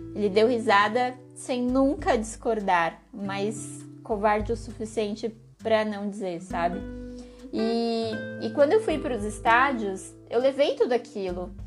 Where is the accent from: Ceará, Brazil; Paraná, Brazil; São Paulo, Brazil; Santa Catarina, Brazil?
São Paulo, Brazil; Eu que sou de São Paulo